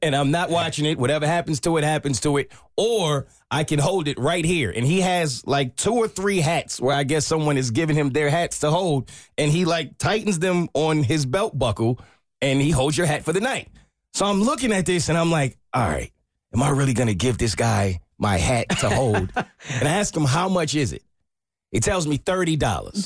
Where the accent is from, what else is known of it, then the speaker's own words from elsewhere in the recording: New York, United States; moved away; I'm actually from New York